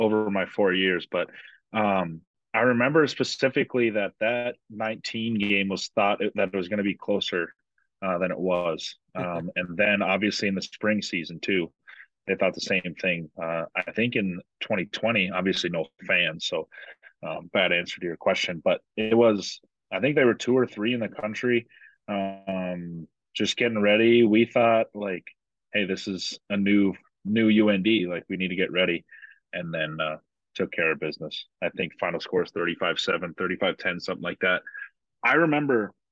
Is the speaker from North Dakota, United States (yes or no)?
yes; Fargo, North Dakota, United States; I was born and raised in Fargo.